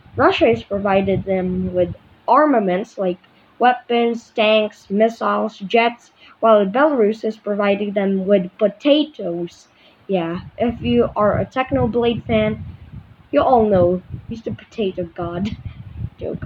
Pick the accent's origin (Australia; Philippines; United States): Philippines; I'm from the Philippines, so we have islands on the ocean